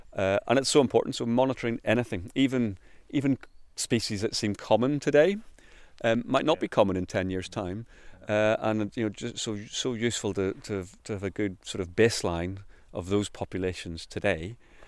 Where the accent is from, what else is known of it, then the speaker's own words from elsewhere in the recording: Northern Ireland, United Kingdom; moved away as an adult; I mean, I came from Northern Ireland. I worked for the National Trust over there for 12 years